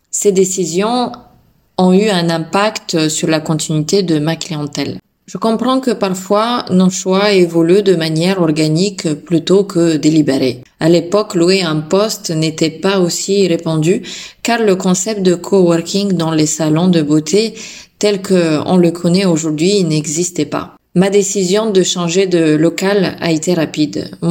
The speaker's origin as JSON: {"language": "French", "country": "Bulgaria", "moved": "yes", "lives_now": "France", "said": "À mes débuts en tant que prothésiste angulaire en France, mes influences créatives venaient de mon pays d'origine, la Bulgarie."}